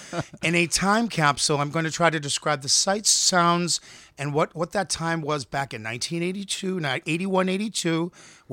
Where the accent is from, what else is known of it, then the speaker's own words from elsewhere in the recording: Boston, Massachusetts, United States; accent: Boston; There is a gay accent, and I have it. Combined with a Boston accent, I sound like Boston.